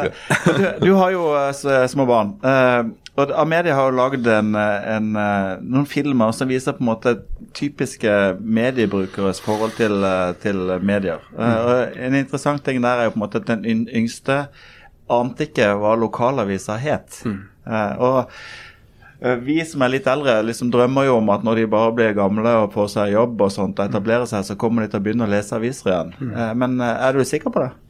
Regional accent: Norway; also born or lived in Kristiansund / Bergen / Kristiansand; now in Oslo, Norway; Jeg er født i Kristiansund, oppvokst i Bergen og Kristiansand

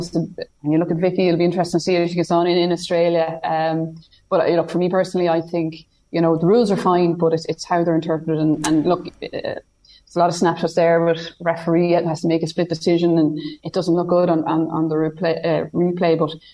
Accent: County Meath, Ireland; growing up in Meath, you know, it was a treasured item. It was a Meath Keepak jersey.

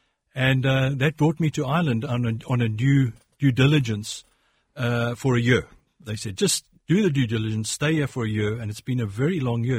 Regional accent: South Africa; born there; accent: South African; I was born in South Africa. I've got Irish roots and an Irish name.

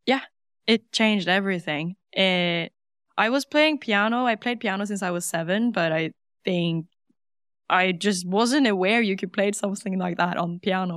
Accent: Norway; English is a second language; Grew up in Norway

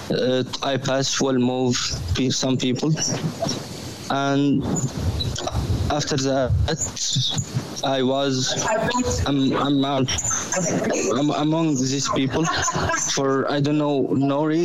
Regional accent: Egypt; English is a second language; moved away as an adult; now in Dublin, Ireland; I'm from Egypt. I came from Egypt for bad circumstances.

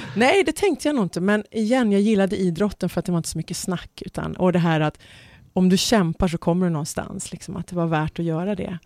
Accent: Stockholm, Stockholm County, Sweden; also born or lived in Dubai, United Arab Emirates; jag hade ju växt upp med själva … där hemma på Enskede.

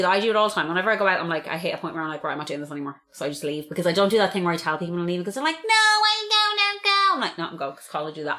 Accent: Ireland

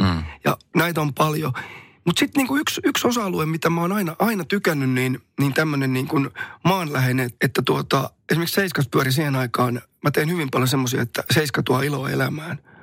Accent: Somero, Southwest Finland, Finland; kotikylässäni, missä vieläkin asun, niin tuota Somerolla

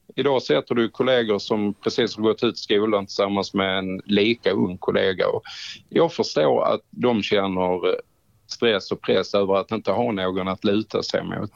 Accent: Trelleborg, Skåne, Sweden; Hemma i Trelleborg.

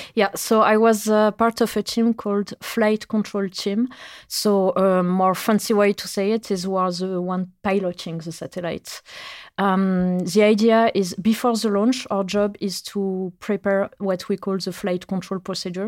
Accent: France; English is a second language; moved away as an adult; now in Norway; I come from France

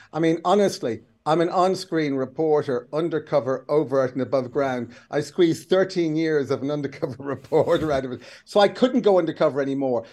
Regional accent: Kildare, Leinster, Ireland; I'm Irish, but the other thing is the rest is I'm a Kildare man

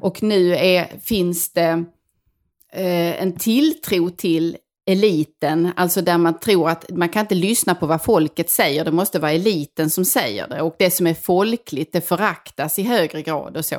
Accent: northwestern Skåne, Sweden; jag kommer från Skåne och eh, nordvästra Skåne

